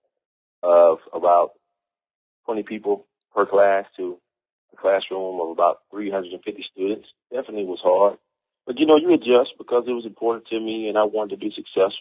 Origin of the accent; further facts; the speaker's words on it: the South, United States; growing up in the South